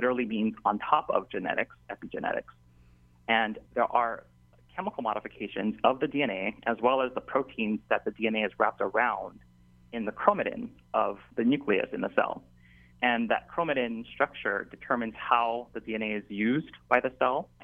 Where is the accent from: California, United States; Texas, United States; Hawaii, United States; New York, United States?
Hawaii, United States; Waianae; I was born and raised in Waianae on that side of the island